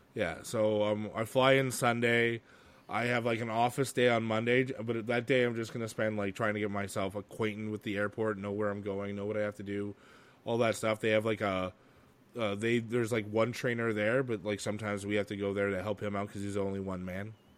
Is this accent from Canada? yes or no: yes; Canada; growing up in Canada